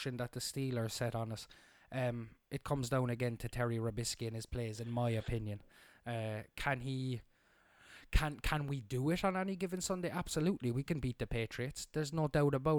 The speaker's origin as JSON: {"language": "English", "country": "Ireland", "said": "we're Irish"}